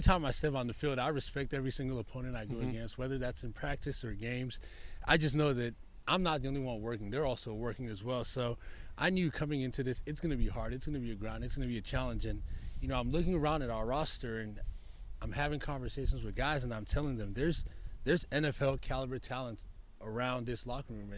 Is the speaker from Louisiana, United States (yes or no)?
no; Southern California, United States; also born or lived in Nigeria; I was born in Nigeria, moved to Southern California when I was about 8 years old